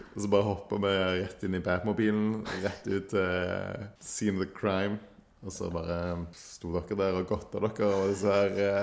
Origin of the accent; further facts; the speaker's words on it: Stavanger, Rogaland, Norway; her hjemme i Stavanger